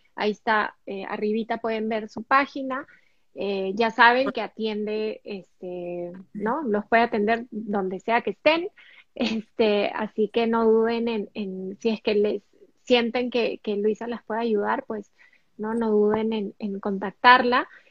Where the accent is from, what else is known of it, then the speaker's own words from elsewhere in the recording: Peru; Nosotras dos, tanto … como yo, somos peruanas